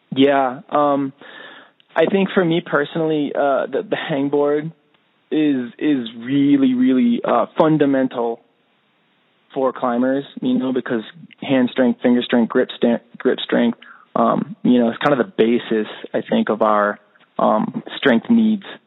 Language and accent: English; United States; I'm American through and through